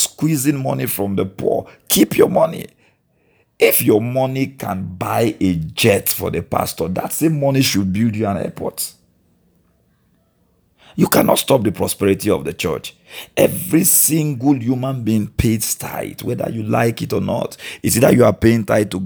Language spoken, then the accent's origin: English; Delta, Nigeria; I am from Delta State, a Nigerian